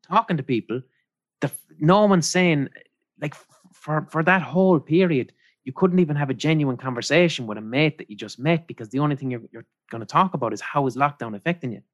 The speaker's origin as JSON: {"language": "English", "country": "Ireland", "tie": "born or raised there", "said": "growing up in Ireland"}